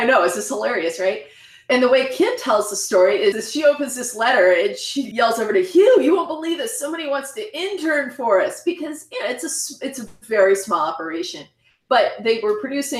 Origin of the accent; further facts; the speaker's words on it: Indiana, United States; I grew up in Indiana in a little town, nowhere near Bloomington